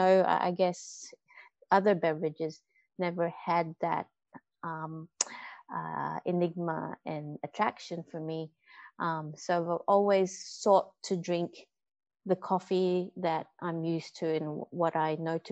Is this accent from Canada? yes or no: no; Philippines; I grew up with coffee in the Philippines.